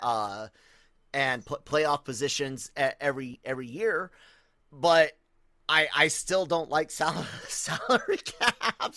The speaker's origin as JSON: {"language": "English", "country": "United States", "said": "I'm American"}